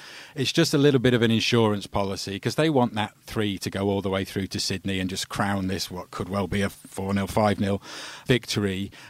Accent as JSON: {"language": "English", "region": "England", "country": "United Kingdom", "said": "as an Englishman"}